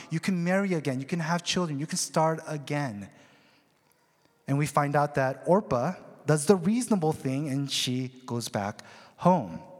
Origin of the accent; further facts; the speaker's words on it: Seattle, Washington, United States; Uh, now, me, on the other hand, I was um, from Seattle. I came freshly from Seattle, uh, grungy, unkept seminary student.